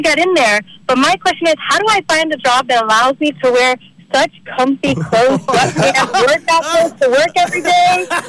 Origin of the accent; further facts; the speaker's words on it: Miami, Florida, United States; now in West Palm Beach, United States; I am from Miami